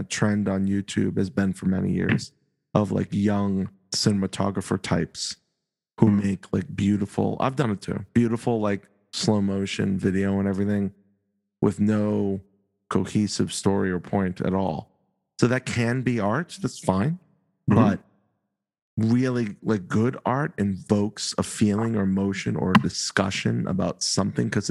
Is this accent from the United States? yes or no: yes; the North, United States; We're from the North.